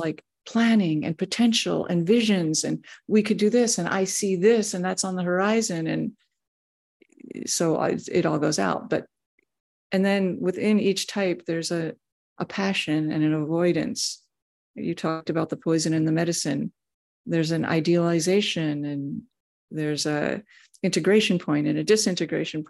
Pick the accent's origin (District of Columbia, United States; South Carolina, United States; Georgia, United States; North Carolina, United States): District of Columbia, United States; Washington; I was born in Washington, D.C.